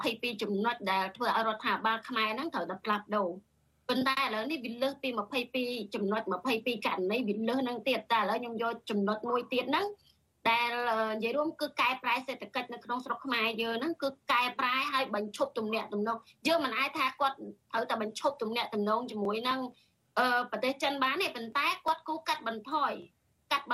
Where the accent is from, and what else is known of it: Cambodia; born there